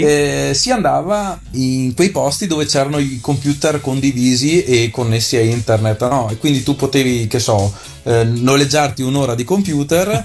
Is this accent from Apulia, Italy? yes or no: no; Arcugnano, Veneto, Italy; il paesino si chiama Arcugnano sì. E eh, la frazione dove sono cresciuto io si chiama Torri di Arcugnano.